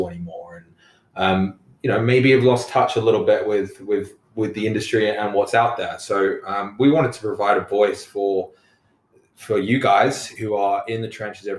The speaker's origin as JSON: {"language": "English", "region": "London", "country": "United Kingdom", "moved": "as an adult", "lives_now": "Ottawa, Canada", "said": "I'm originally from London, England, moved to Canada. 10 years ago now"}